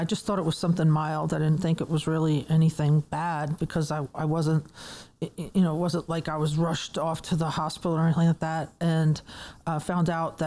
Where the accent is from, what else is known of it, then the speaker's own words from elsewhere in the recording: New York City, New York, United States; moved away as an adult; also born or lived in Manhattan, New York / Dallas, Texas; now in Atlanta, United States; I was born in Manhattan and raised in Brooklyn, New York